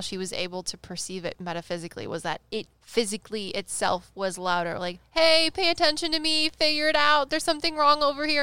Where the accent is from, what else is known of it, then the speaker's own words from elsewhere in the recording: Midwest, United States; we're from the Midwest